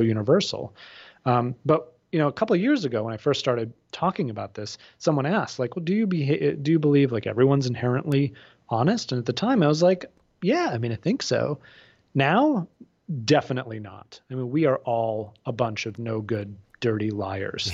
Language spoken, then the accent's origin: English; outside of Boston, Massachusetts, United States; I grew up outside of Boston